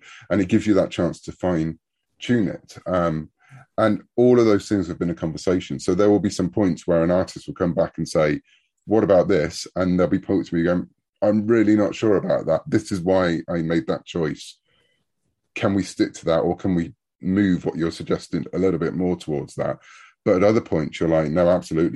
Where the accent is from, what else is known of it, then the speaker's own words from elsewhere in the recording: United Kingdom; when I was growing up in the UK.